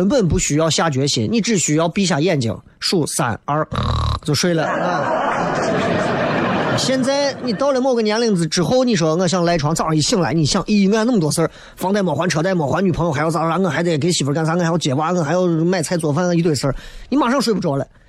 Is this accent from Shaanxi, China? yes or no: yes; Xi'an, Shaanxi, China; 作为一个西安人，你觉得你够格吗？